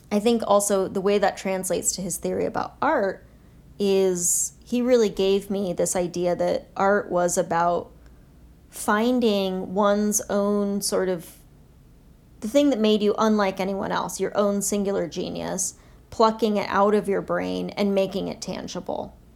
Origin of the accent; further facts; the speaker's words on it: Kathmandu, Bagmati, Nepal; also born or lived in Bangkok, Thailand; I was born in Bangkok just because of the hospitals, but we lived in in Kathmandu, and my first few years of life were in Kathmandu.